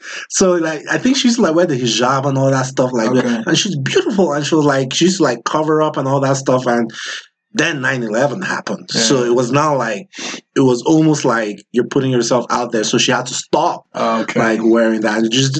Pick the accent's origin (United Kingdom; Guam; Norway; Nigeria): Nigeria; I don't speak my language either, even though I grew up in Nigeria, but my dad was in the military and we're moving, oh my God, like Nigeria has, what, 36 states?